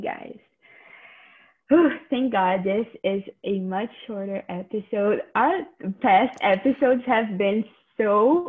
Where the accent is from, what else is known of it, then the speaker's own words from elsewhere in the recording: Canada; I used to think that like my whole identity was being a Canadian high schooler. So I always thought like, oh, I'm different. I'm a Canadian high schooler or something.